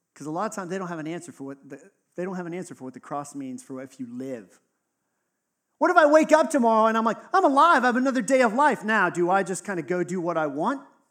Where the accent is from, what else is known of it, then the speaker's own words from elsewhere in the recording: Texas, United States; I grew up in Texas, right? So it was in the South